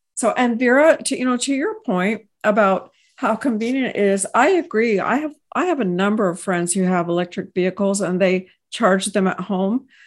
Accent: Texas, United States; I hail from Texas

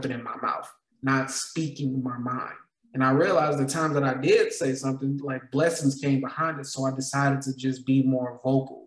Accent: Gary, Indiana, United States; moved away as an adult; now in Las Vegas, United States; I grew up in Gary, Indiana

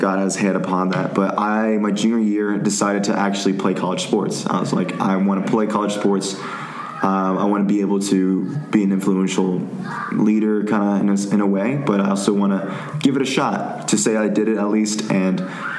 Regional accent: Tyler, Texas, United States; moved away as an adult; now in Dallas, United States; I'm from East Texas, from Tyler, Texas, so it's east from here in Dallas

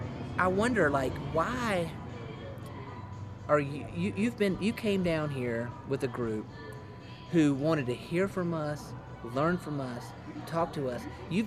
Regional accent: Rock Hill, South Carolina, United States; growing up in Rock Hill, I grew up in Rock Hill

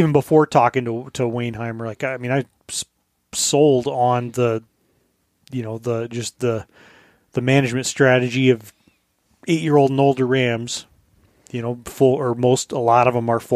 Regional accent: Colorado, United States; now in Alaska, United States; I grew up in Colorado.

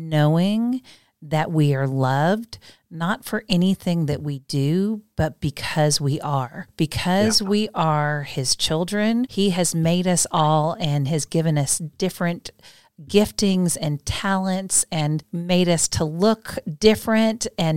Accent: Midwest, United States; I was born in the Midwest. Good Midwest girl

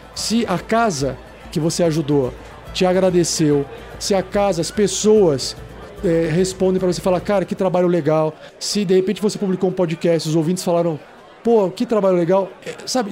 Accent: São Paulo, Brazil; now in Curitiba, Brazil; Eu mesmo não sou de Curitiba, sou de São Paulo

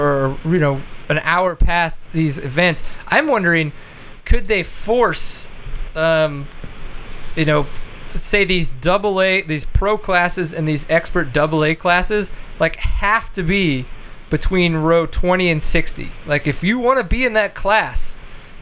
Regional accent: Louisiana, United States; now in Texas, United States; growing up in Louisiana, raced the SARA

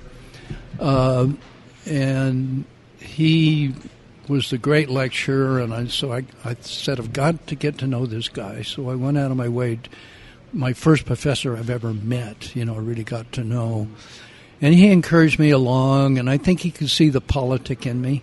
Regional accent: Salt Lake City, Utah, United States; as I grew up, everything in Salt Lake City affected me

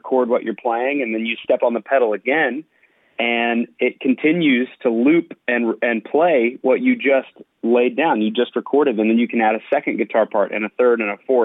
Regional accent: Lubbock, Texas, United States; now in Nashville, United States; I grew up in Lubbock, Texas, and my dad is still a pastor there

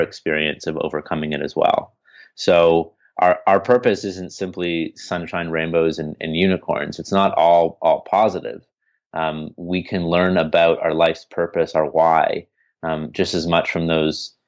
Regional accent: Canada; I'm from Canada, eh?

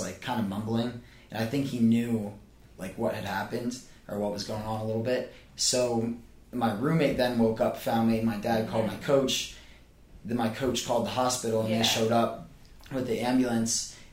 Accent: Pennsylvania, United States; moved away as an adult; now in Charleston, United States; Bucknell University is only about 45 minutes from my hometown

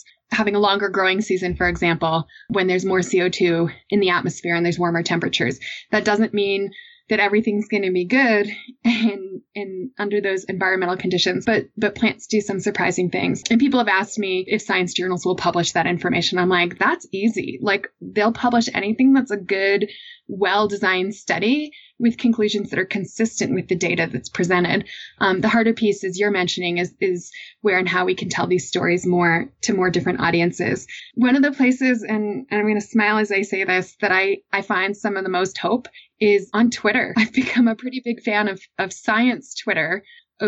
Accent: Massachusetts, United States; I grew up in Massachusetts

